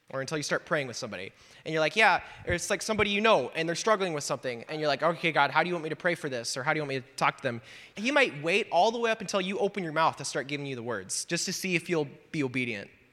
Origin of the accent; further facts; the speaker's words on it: Wisconsin, United States; moved away; I'm from Wisconsin originally.